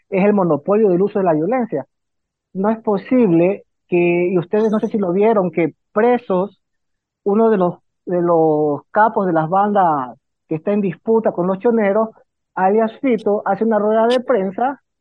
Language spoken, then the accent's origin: Spanish; Esmeraldas, Ecuador; moved away; Yo soy de Esmeraldas, he trabajado para Naciones Unidas en zona de frontera, conozco bien las dinámicas de los indicadores socioeconómicos de la zona de frontera desde Sucumbíos, Tulcán y Esmeraldas.